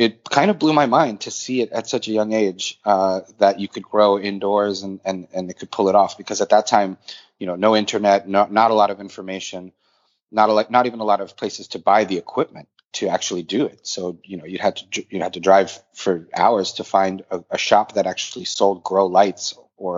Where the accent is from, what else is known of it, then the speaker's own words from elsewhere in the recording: Boston, Massachusetts, United States; also born or lived in St. Petersburg, Russia; now in New York City, United States; I was born in St. Petersburg, Russia. I grew up in Boston and live in New York City for the last 20 years.